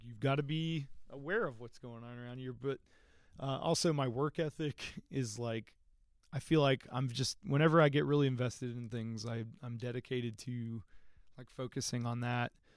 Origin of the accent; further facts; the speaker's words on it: Athens, Georgia, United States; also born or lived in Berlin / Virginia / California; we came to the Athens area